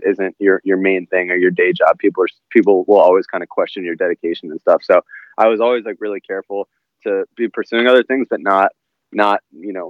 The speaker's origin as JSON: {"language": "English", "town": "Washington", "region": "District of Columbia", "country": "United States", "tie": "born or raised there", "said": "I grew up in the Washington, D.C. area"}